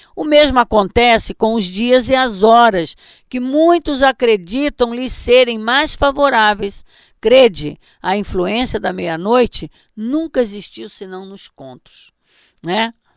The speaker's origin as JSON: {"language": "Portuguese", "region": "Mato Grosso", "country": "Brazil", "tie": "born or raised there", "said": "Eu me lembro quando eu era criança, lá em Mato Grosso, não era em Barbacena, não, lá em Mato Grosso, eh, na casa dos meus pais"}